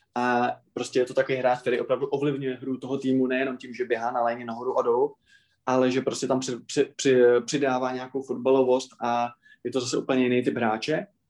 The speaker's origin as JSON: {"language": "Czech", "region": "Moravia", "country": "Czechia", "said": "u nás na Moravě"}